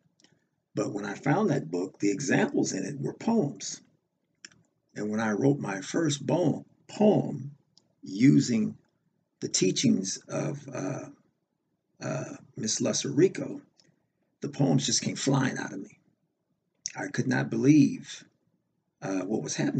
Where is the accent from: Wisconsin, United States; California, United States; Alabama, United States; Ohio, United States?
California, United States; Los Angeles; I'm originally from Los Angeles, California